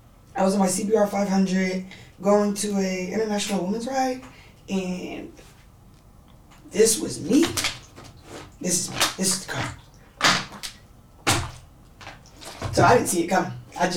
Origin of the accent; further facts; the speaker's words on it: San Francisco, California, United States; I'm from San Francisco.